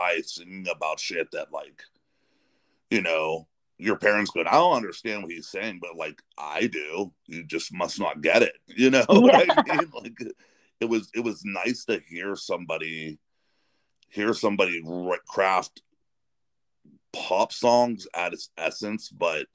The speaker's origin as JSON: {"language": "English", "region": "Western Pennsylvania", "country": "United States", "tie": "born or raised there", "moved": "yes", "lives_now": "Ohio, United States", "said": "I grew up in Western Pennsylvania, and I live closer to Youngstown now. I live over in Ohio"}